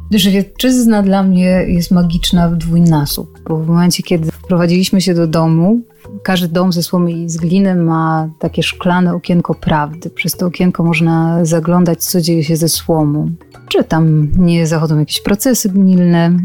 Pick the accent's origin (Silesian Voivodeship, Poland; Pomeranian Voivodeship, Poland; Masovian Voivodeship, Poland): Silesian Voivodeship, Poland; Wisła; moved away; Wychowywałam się w Wiśle